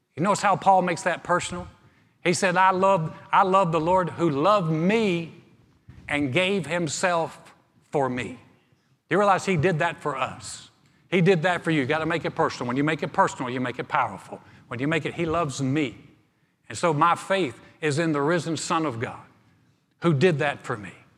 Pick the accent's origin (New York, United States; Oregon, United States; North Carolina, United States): North Carolina, United States; Greensboro; My hometown of Greensboro, North Carolina is a beautiful place.